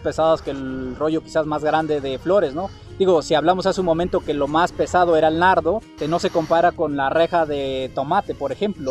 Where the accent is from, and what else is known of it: Mexico